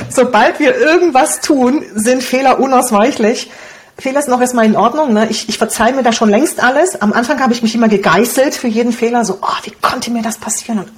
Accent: Romania; first language Hungarian; German is a second language; Also ich Deutsch war ja nicht meine Muttersprache, wir kommen aus Rumänien, meine Muttersprache ist Ungarisch und dann Deutsch zu lernen, das war echt nicht so einfach für mich.

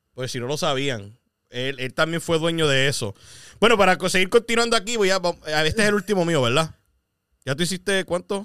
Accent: Puerto Rico; now in United States; Pues somos boricuas

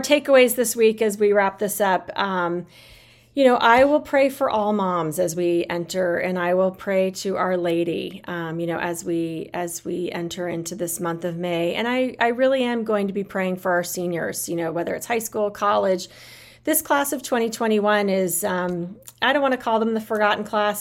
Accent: United States; I love being American, I love living in this country.

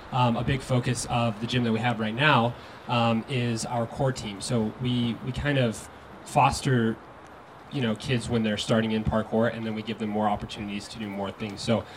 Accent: Colorado, United States; born and raised in Colorado.

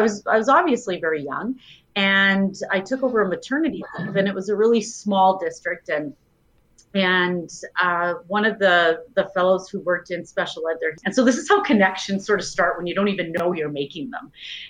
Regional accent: Edmonton, Alberta, Canada; moved away as an adult; now in Kamloops, Canada; But I was born and raised in Edmonton, and very quickly after high school, I went to U of A and started my B.Ed.

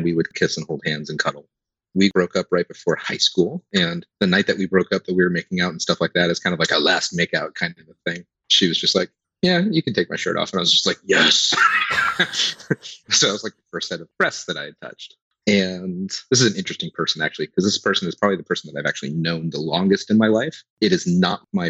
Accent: Pacific Northwest, United States; born or raised there

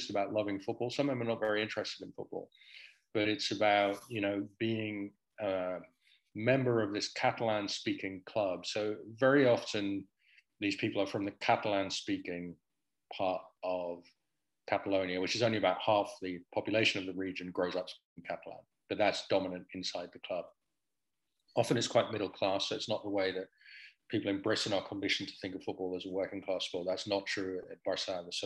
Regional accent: Netherlands; I grew up in Holland

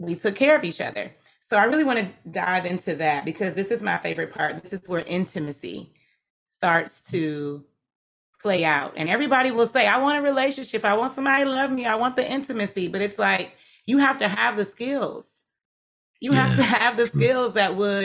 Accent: Atlanta, Georgia, United States; I'm from Atlanta, not Georgia.

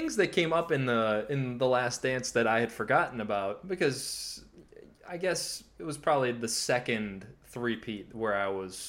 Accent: Chicago, Illinois, United States; I grew up in the Chicago area in the 90s

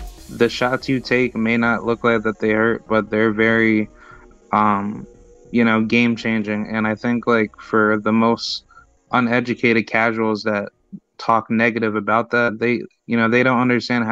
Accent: Albany, New York, United States; I'm from Albany

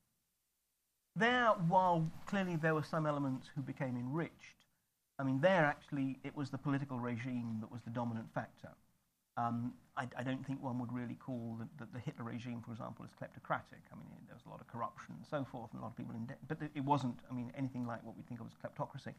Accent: United Kingdom; I say this as a Brit

